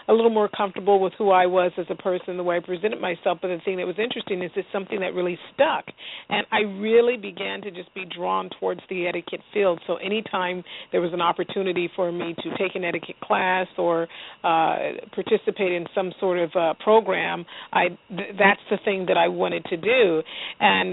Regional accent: Southern California, United States; My family immigrated here from Central America, from Panama, and I grew up in Southern California

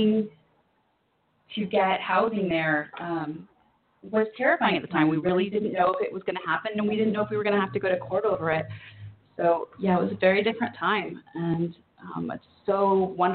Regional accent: Orange County, California, United States; I grew up in Orange County, California.

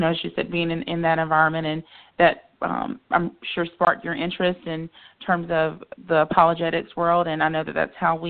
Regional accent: the Carolinas, United States; living here in the Carolinas and growing up in the Carolinas

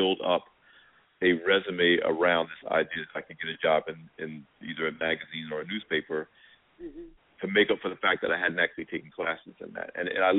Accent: Asbury Park, New Jersey, United States; my hometown paper, the Asbury Park Press

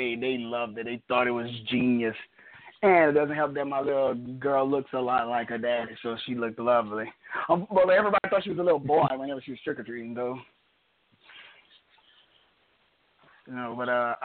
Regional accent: Louisiana, United States; from Louisiana

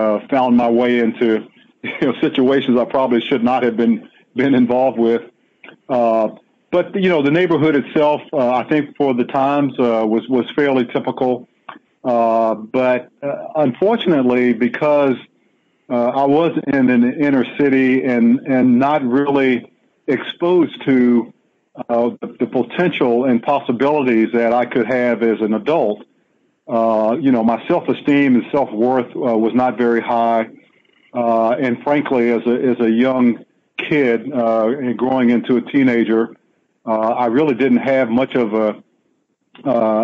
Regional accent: Washington, District of Columbia, United States; I was born and raised in Washington, D.C. in Southeast on a street.

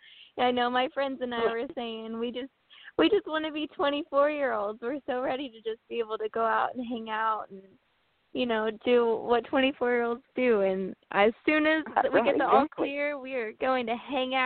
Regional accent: Paris, Illinois, United States; I'm from Paris, Illinois. It's a great, great town.

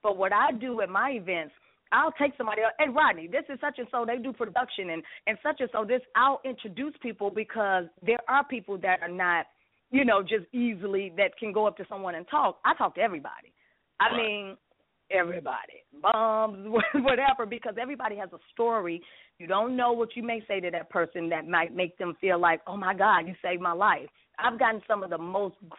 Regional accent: Chicago, Illinois, United States; now in Atlanta, United States; I'm from the Shy.

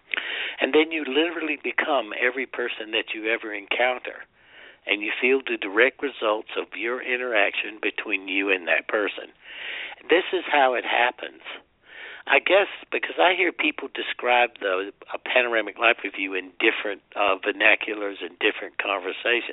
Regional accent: South Carolina, United States; I'm from South Carolina, and everybody goes to hell from South Carolina

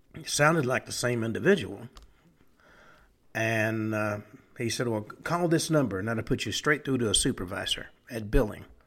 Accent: Tennessee, United States; now in El Paso, United States; I grew up in Tennessee

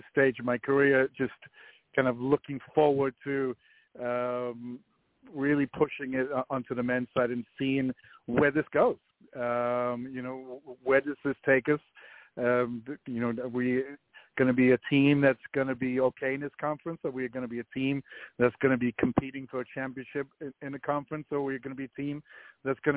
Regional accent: Wales, United Kingdom; moved away as an adult; now in Kansas City, United States; Well, I came to Kansas City, but I'm from Wales. I came to Kansas City in 1985 for 1 year

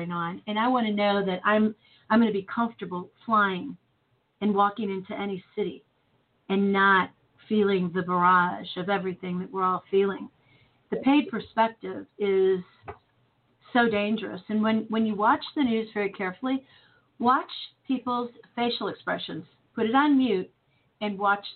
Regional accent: Chicago, Illinois, United States; moved away as an adult; now in St. Louis, United States; I grew up in Chicago

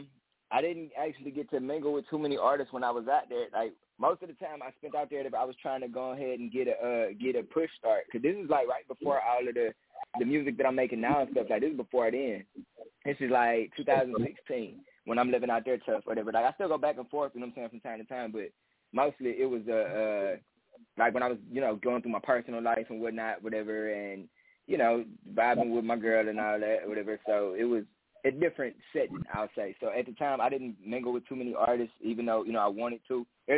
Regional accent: Cleveland, Ohio, United States; no, I'm from Cleveland. I was born in Cleveland, somewhat raised in Cleveland, and I don't currently reside there

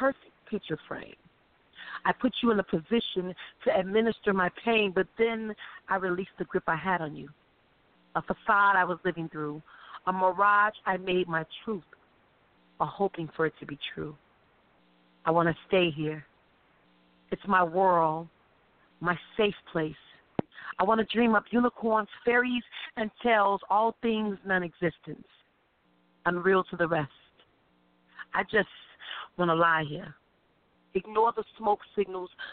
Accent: Chicago, Illinois, United States; I'm from Chicago

